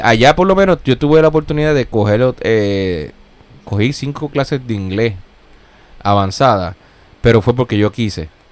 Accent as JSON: {"language": "Spanish", "town": "Gurabo", "country": "Puerto Rico", "moved": "yes", "lives_now": "Corona, Queens, New York, United States", "said": "yo soy de, yo soy de Gurabo, Gurabo, Puerto Rico, el pueblo de las escaleras"}